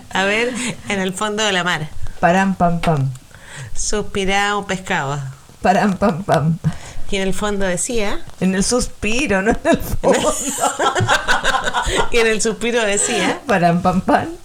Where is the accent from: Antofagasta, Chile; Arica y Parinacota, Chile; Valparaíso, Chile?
Valparaíso, Chile; Somos de Valparaíso.